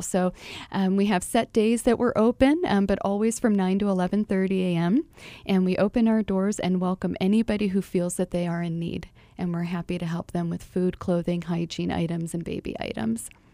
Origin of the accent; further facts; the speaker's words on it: Buffalo, New York, United States; now in Phoenix, United States; I am originally from Buffalo, New York